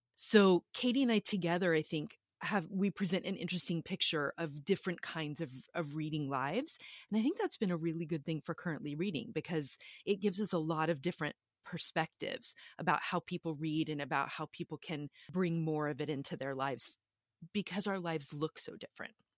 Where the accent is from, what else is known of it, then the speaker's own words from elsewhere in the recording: Austin, Texas, United States; I am from Austin, Texas